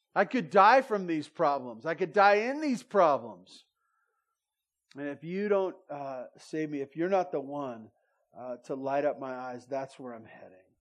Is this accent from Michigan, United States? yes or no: no; Santa Barbara, California, United States; now in Bear Valley, United States; I grew up in Santa Barbara